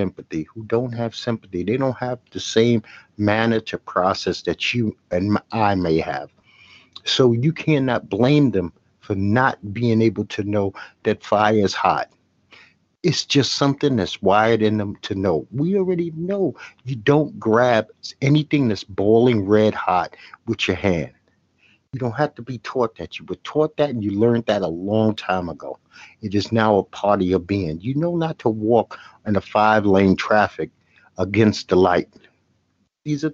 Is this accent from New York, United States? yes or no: yes; New York City, New York, United States; I'm from Brooklyn, New York